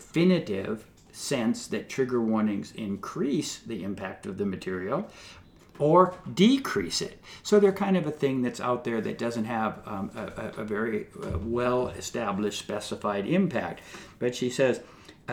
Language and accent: English; Southern California, United States; I was growing up in Southern California